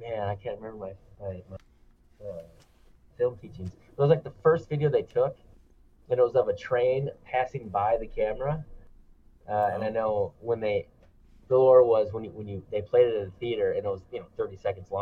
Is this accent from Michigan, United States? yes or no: yes; Michigan, United States; moved away as an adult; also born or lived in Chicago; I grew up in Michigan